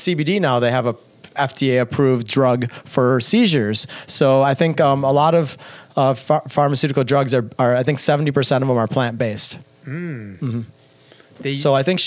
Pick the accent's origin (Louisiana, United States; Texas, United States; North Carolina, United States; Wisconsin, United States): Wisconsin, United States; Madison; She worked at the same hospital for 35 years, the same one I was born in Madison, Wisconsin, St. Mary's